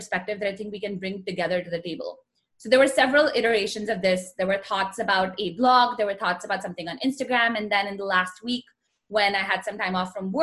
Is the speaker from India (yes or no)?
yes; India; moved away as an adult; I grew up in India, still very rooted in India